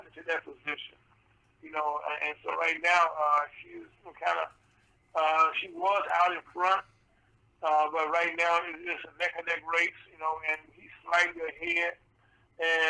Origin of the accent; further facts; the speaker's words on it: Mississippi, United States; moved away; my home state